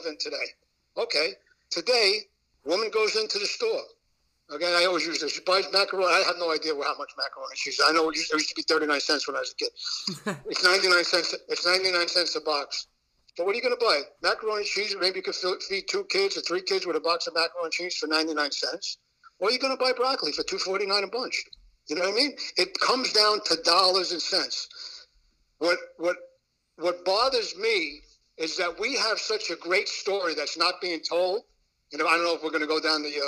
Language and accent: English; New York City, New York, United States; I grew up in Brooklyn.